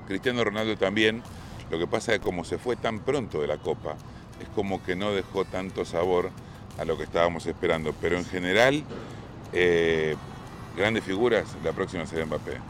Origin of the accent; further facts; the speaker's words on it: Argentina; mi país se consagró. Fue Argentina el campeón del mundo